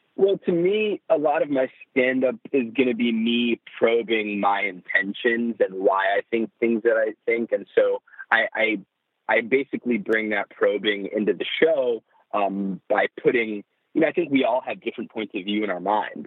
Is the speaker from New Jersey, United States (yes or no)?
yes; New Jersey, United States; I grew up in New Jersey.